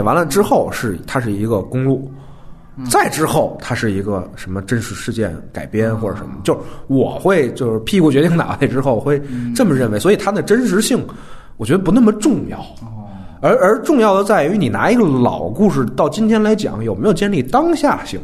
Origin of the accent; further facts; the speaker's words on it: China; 因为我是中国人